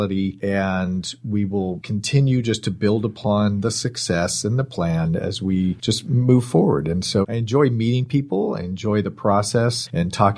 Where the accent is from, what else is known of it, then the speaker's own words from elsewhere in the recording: Bay Area, Marin and Sonoma County, California, United States; I grew up in the Bay Area, up in Marin and Sonoma County.